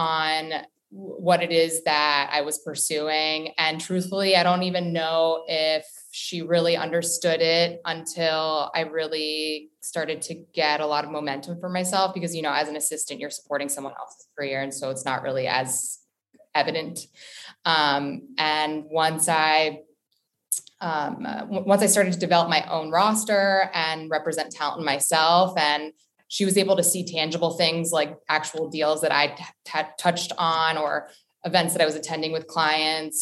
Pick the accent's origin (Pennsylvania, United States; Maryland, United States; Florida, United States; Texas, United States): Maryland, United States; Potomac; moved away as an adult; also born or lived in Boston, Massachusetts / Los Angeles, California; now in New York, United States; I'm originally from a suburb outside of Washington, D.C., Potomac, Maryland. I went to high school at Winston Churchill High School